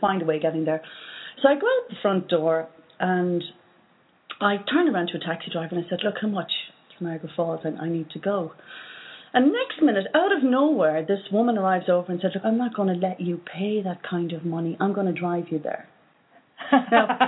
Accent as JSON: {"language": "English", "country": "Ireland", "said": "from Ireland"}